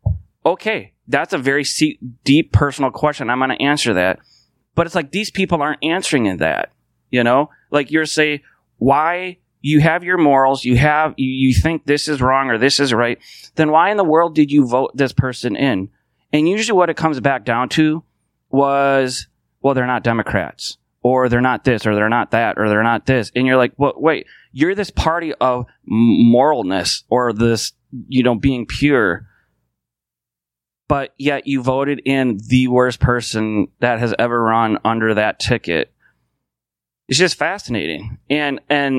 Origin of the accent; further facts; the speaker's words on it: United States; I can only speak as an American